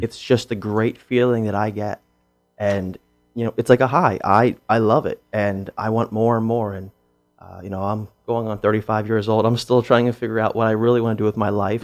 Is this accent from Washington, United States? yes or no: no; Pennsylvania, United States; now in Chico, United States; I'm from Pennsylvania, and the part of Pennsylvania I'm from, you're either Lutheran or Catholic. I was Lutheran